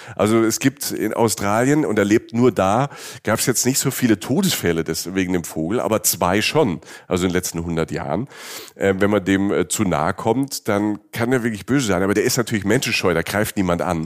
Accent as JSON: {"language": "German", "region": "Southern Germany", "country": "Germany", "said": "Ich komme ja auch aus Süddeutschland."}